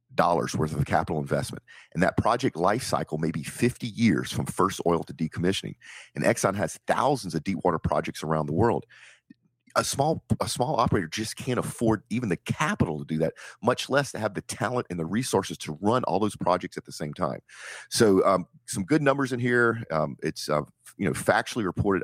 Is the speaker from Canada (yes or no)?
no; Nigeria